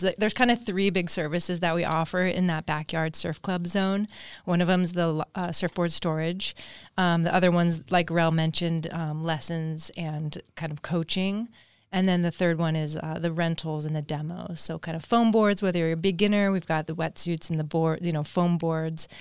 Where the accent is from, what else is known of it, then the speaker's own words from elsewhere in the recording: Agoura Hills, California, United States; I grew up in Agora Hills, just down the road down here.